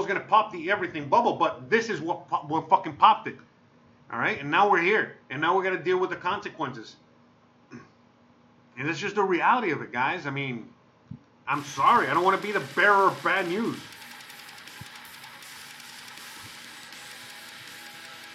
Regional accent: United States; I'm American

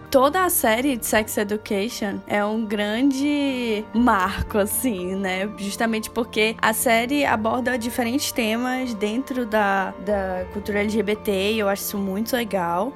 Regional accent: Brazil; nós, como brasileiros que crescemos assistindo novelas

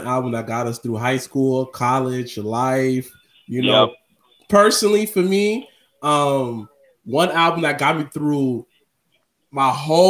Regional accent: New York, United States; We're from New York. We're from New York.

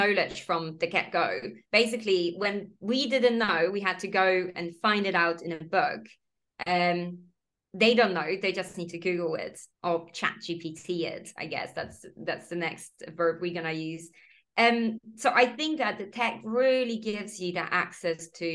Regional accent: Poland; English is a second language; moved away as an adult; also born or lived in Copenhagen, Denmark; now in United Kingdom; I'm in the UK, but I'm originally from Poland

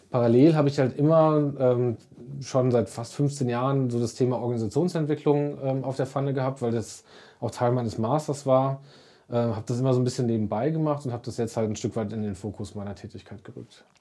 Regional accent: Sauerland, North Rhine-Westphalia, Germany; ich bin äh, gebürtiger Sauerländer und äh, auch immer hier gebliebener

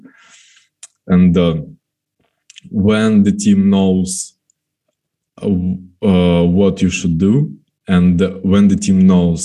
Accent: Kremenchuk, Poltava Oblast, Ukraine; now in Kyiv, Ukraine; I'm in my hometown, in Kremenchuk

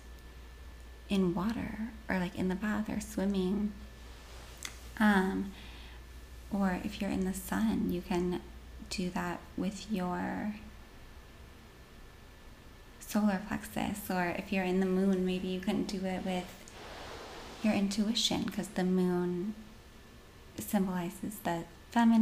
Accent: Washington, United States; born and raised in Washington State

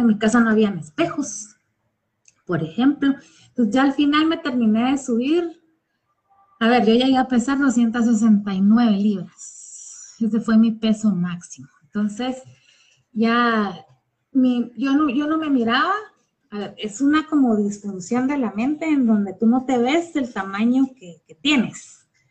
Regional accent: Guatemala; soy guatemalteca y resido en Guatemala

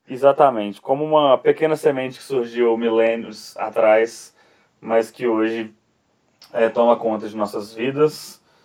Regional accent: Brazil; da nossa nação, da nação brasileira

